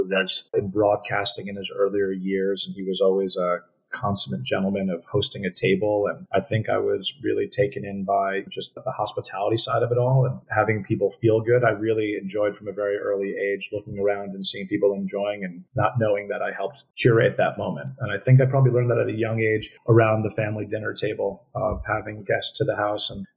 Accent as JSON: {"language": "English", "town": "New York City", "region": "New York", "country": "United States", "tie": "born or raised there", "said": "I grew up in New York City"}